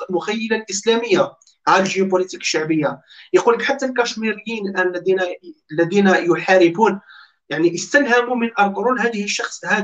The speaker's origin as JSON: {"language": "Arabic", "country": "Algeria", "said": "احنا جزائريين على بالنا اللي على كيف على بالنا كاين فساد"}